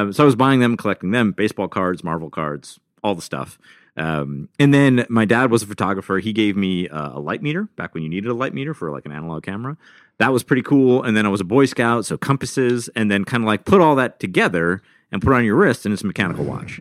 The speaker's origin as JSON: {"language": "English", "town": "Rochester", "region": "New York", "country": "United States", "tie": "born or raised there", "said": "I was born in Rochester, New York"}